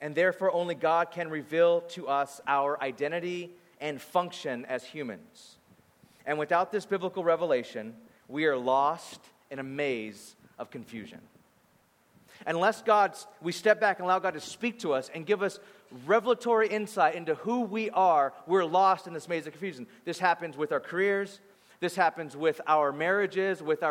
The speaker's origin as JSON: {"language": "English", "town": "Bakersfield", "region": "California", "country": "United States", "tie": "born or raised there", "moved": "yes", "said": "I grew up in Bakersfield, California. So I grew up there and I thought life was like that until I moved"}